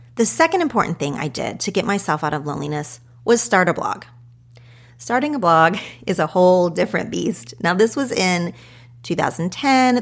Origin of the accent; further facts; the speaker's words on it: Oklahoma, United States; moved away as an adult; also born or lived in Los Angeles; growing up in Oklahoma